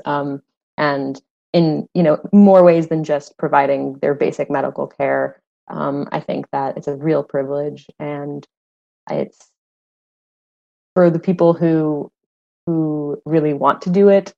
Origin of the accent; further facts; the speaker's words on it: Phoenix, Arizona, United States; moved away as an adult; also born or lived in New York City; I'm from Phoenix. Um, I grew up in Phoenix